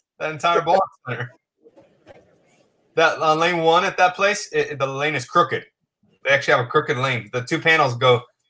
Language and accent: English; Southern California, United States; So I grew up in Southern California. There's no snow, no ice, none of that kind of crap, right?